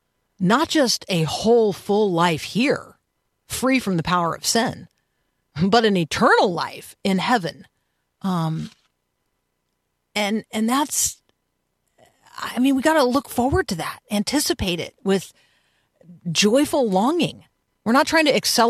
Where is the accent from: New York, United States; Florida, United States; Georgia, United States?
Florida, United States; Tampa; I grew up in Tampa and I went to the University of Florida as an undergrad